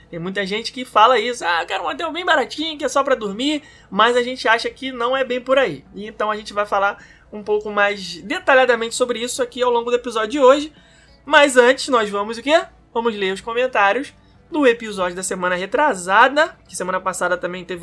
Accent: Rio de Janeiro, Brazil; Sou carioca e adoro as referências.

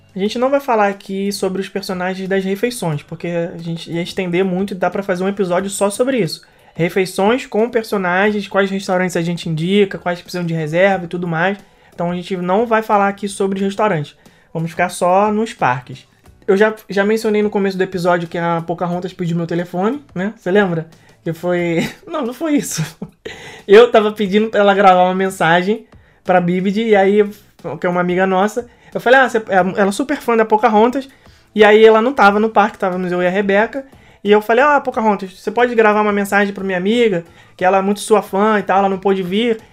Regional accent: Brazil; a gente é um grupo é, de brasileiros

